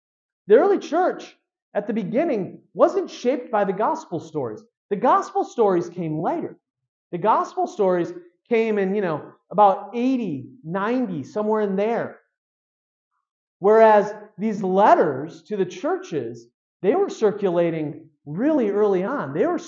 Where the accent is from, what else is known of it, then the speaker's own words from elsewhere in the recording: United States; we as American Christians